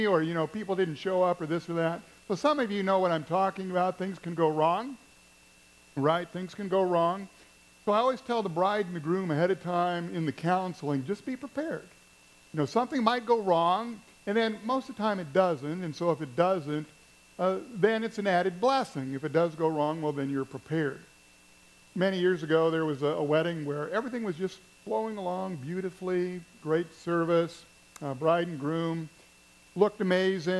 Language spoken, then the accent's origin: English; Missouri, United States; Where I grew up in Missouri